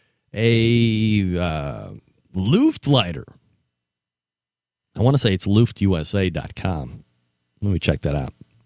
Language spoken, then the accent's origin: English; Cleveland, Ohio, United States; now in Columbus, United States; I grew up in Old Brooklyn, which is on Cleveland's near west side, for those that don't know, and relocated to CBUS in the late 1990s.